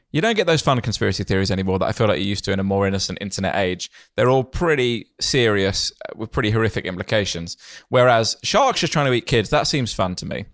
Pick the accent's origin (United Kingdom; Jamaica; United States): United Kingdom; Kent, South East England; when I was growing up in Kent